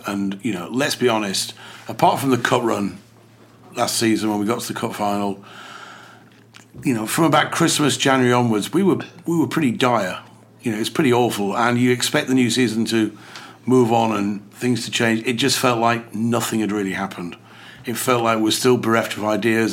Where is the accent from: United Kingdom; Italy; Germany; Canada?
United Kingdom; England; it's a very English thing to say because we're English.